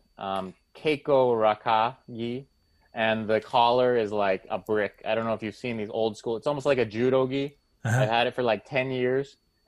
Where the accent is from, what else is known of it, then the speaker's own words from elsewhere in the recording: Boston, Massachusetts, United States; I'm from Boston and this is a big sports city